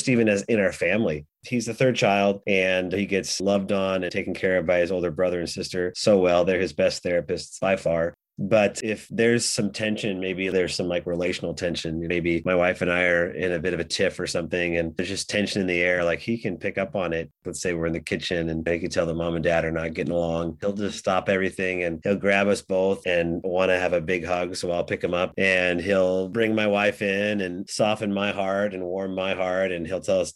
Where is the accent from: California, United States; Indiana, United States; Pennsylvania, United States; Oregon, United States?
Oregon, United States; we're from Oregon